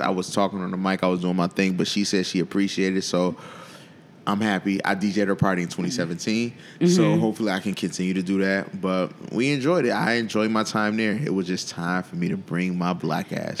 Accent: Buffalo, New York, United States; moved away as an adult; also born or lived in Baltimore; I was fresh from Buffalo

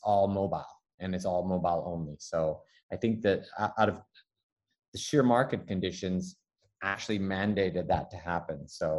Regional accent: Taipei, Taiwan; when I say, you know, Taipei, and people, no, where are you really from? It's like, well, I'm third generation Chinese born, because my father was born in China, in Tianjin

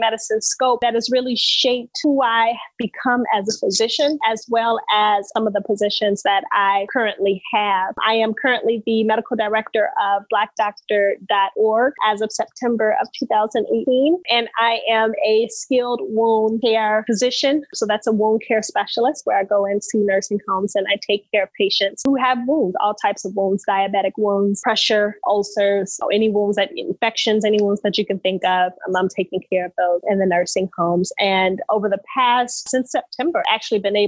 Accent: Chicago, Illinois, United States; moved away as an adult; now in Sacramento, United States; We are originally hailed from Chicago, and we moved all the way to Sacramento, California

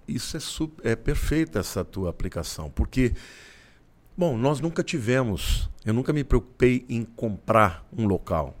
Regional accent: Olímpia, São Paulo, Brazil; Com 12 anos, eu saí de Olímpia, que é uma cidade no interior uhum. do estado de São Paulo, e mudei para São Paulo.

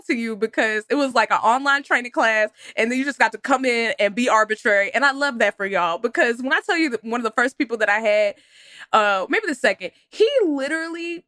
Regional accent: Texas, United States; I'm from Texas

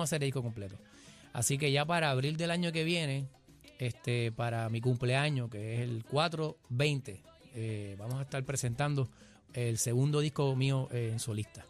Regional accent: Naranjito, Puerto Rico; me dio clase de música a mí en noveno grado en la escuela Mercedes Rosado en Naranjito

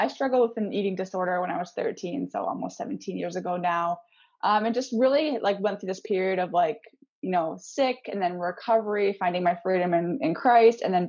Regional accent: Canada; moved away as an adult; also born or lived in Missouri, United States / Seattle area, United States; now in north of Seattle, United States; I'm actually from Canada, but I currently live in just north of Seattle

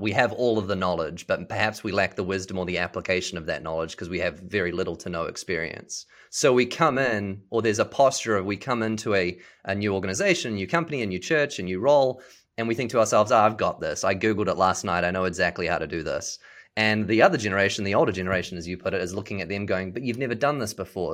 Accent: New Zealand; moved away as an adult; also born or lived in Seattle; now in Dallas, United States; I was born and raised in New Zealand

